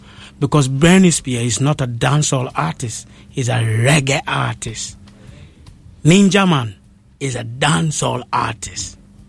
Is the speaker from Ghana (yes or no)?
yes; Ghana; when I start traveling around the world and I meet Jamaicans, when I tell them I come from Ghana